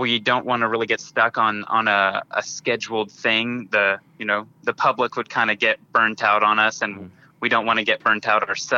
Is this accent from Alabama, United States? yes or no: no; Bentonville, Arkansas, United States; We're all from the Bentonville area.